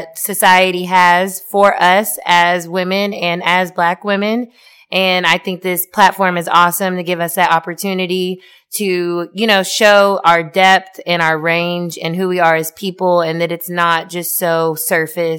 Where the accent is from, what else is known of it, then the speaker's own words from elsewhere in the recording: suburbs of Atlanta, Georgia, United States; I'm hailing from the suburbs of Atlanta, Georgia.